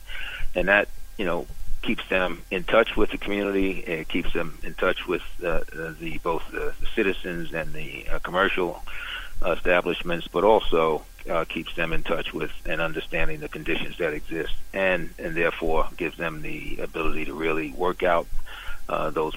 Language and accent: English; New York City, New York, United States; I grew up in Brooklyn in Bed-Stuy, Bedford-Stuyvesant